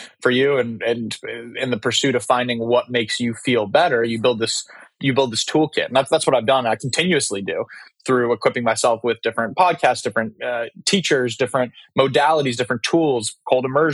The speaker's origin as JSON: {"language": "English", "town": "San Diego", "region": "California", "country": "United States", "tie": "born or raised there", "said": "I grew up in San Diego, California"}